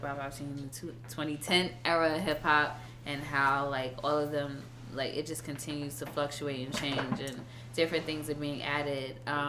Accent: New York City, New York, United States; I'm a Brooklyn, Queens girl. I'm a native New Yorker. I grew up in New York, back and forth through Brooklyn and Queens, like, my whole life.

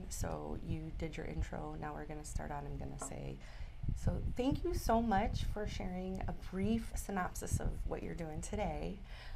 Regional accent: Detroit, Michigan, United States; I'm Italian from Detroit

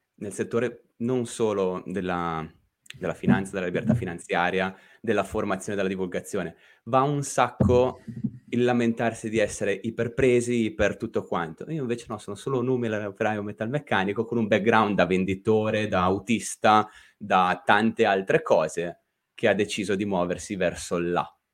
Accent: Lake Como, Lombardy, Italy; sono orgogliosamente un podcaster che viene da quel ramo del lago di Como che avvolge a mezzogiorno

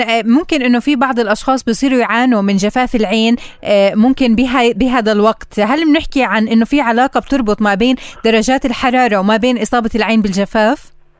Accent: Palestine; عندنا بفلسطين

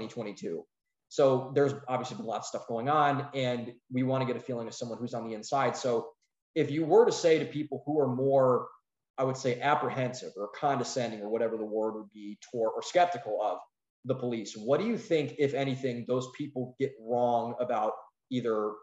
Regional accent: Northeast Ohio, United States; We're from Northeast Ohio

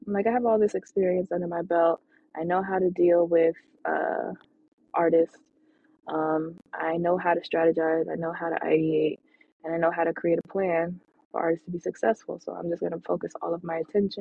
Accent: Atlanta, Georgia, United States; also born or lived in Los Angeles; I lived in Atlanta. I was from Atlanta

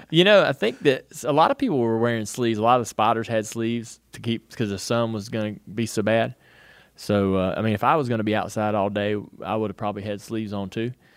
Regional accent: North Carolina, United States; I grew up in North Carolina

